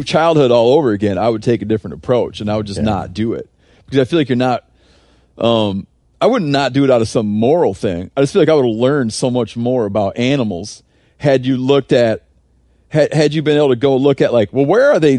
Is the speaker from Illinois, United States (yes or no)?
no; Michigan, United States; Like when I grew up in Michigan for deer